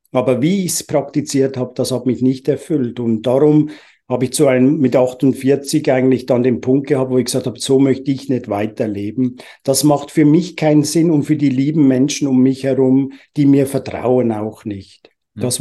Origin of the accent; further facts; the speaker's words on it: Uganda; also born or lived in England; now in Switzerland; Ich bin ursprünglich in England geboren, in Uganda, in Afrika aufgewachsen, ohne Spielsachen